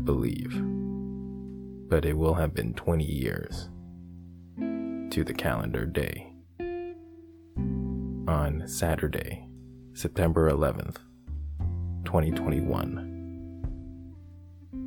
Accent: Canada; in my home country of Canada

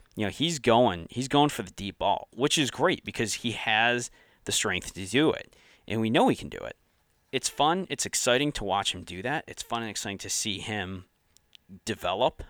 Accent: Syracuse, New York, United States; moved away; I'm originally from Syracuse

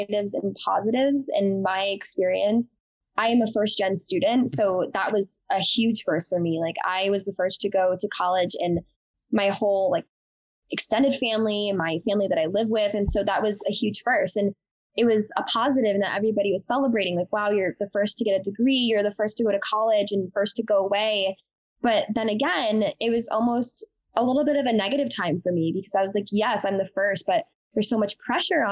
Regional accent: Wethersfield, Connecticut, United States; Connecticut where I grew up

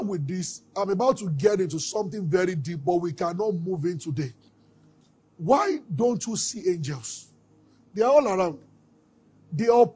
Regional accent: Abeokuta, Ogun State, Nigeria; We grew up together in Abeokuta

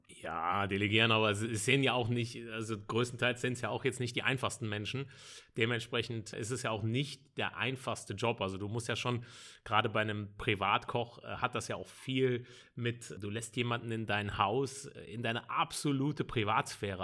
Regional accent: Bonn, North Rhine-Westphalia, Germany; bin äh, gebürtiger Bonner, also wirklich ein Rheinländer durch und durch. Ich wohne in dem wunderschönen Grau-Rheindorf im Bonner Norden

